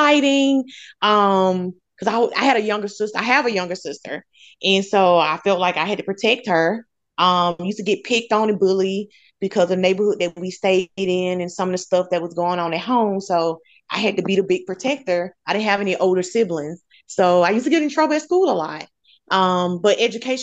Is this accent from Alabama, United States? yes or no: yes; Montgomery, Alabama, United States; also born or lived in Tallahassee, Florida; I'm native from Montgomery. Born and raised. I grew up on the west side of Montgomery neighborhood called Cedar Park, majority of my life